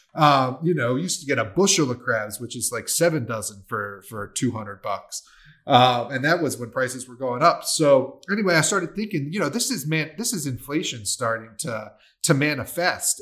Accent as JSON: {"language": "English", "region": "Maryland", "country": "United States", "said": "I'm a waterman and I'm from Maryland"}